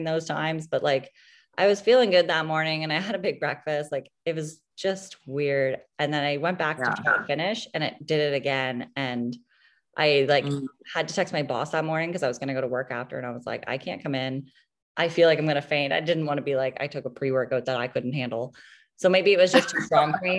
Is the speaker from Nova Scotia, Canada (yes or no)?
yes; Halifax, Nova Scotia, Canada; I'm from Halifax, Nova Scotia. I lived here my entire life.